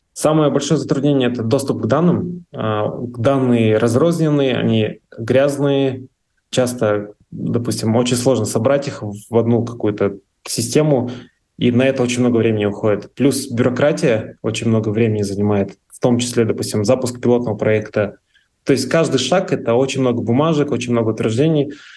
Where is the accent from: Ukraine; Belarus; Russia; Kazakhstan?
Kazakhstan; Pavlodar, Pavlodar Region; моего родного города, вот Павлодара